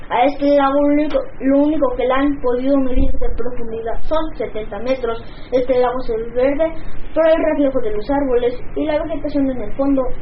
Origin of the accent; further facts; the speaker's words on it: Mexico City, Mexico; soy de la Ciudad de México y les deseo un feliz Día de la Independencia.